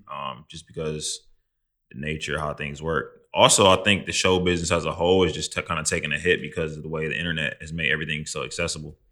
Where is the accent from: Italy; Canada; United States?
United States; Midwest; now in New York, United States; I'm from the Midwest